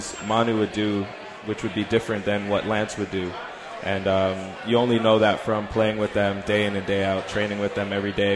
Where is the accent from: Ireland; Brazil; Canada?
Canada; I'm born and raised in Canada